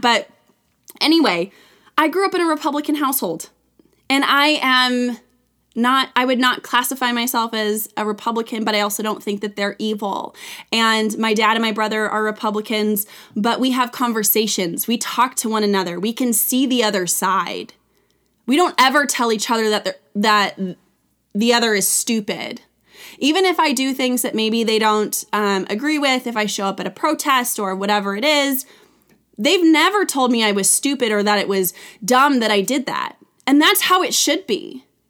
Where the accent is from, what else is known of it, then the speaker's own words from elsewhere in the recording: California, United States; I grew up in California